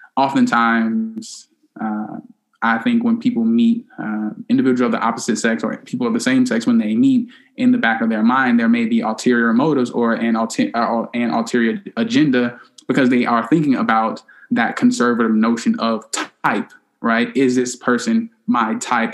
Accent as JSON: {"language": "English", "town": "Chicago", "region": "Illinois", "country": "United States", "tie": "born or raised there", "said": "We both are from Chicago, and the only difference from uh, where we grew up in Chicago is that I'm a South Sider"}